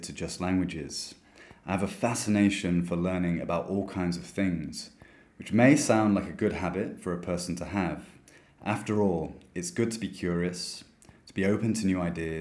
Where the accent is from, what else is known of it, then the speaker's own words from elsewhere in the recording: United Kingdom; moved away as an adult; now in São Paulo, Brazil; I'm a British English teacher living in São Paulo